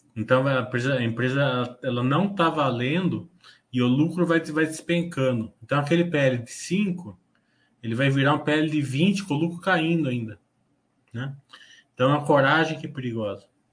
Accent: Brazil; nós, como brasileiros

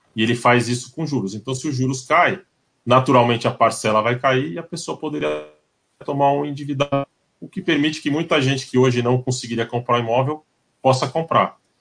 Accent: São Paulo, Brazil; nós que somos paulistas

